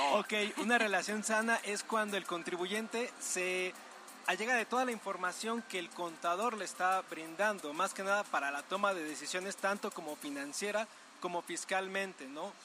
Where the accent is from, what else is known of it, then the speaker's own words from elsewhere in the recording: Mexico; nuestra obligación como mexicanos